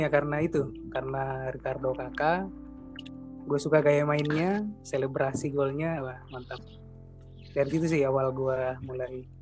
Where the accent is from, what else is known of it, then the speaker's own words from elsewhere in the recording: Makassar, South Sulawesi, Indonesia; born there; Jadi gue lahir di Makassar, sekarang juga udah domisili di Makassar.